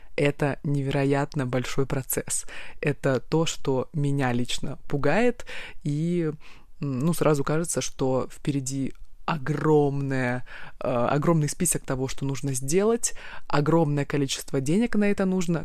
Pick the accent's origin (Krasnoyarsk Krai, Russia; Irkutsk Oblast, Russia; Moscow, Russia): Krasnoyarsk Krai, Russia; Krasnoyarsk; Я из Красноярска, и каждую зиму я проводила там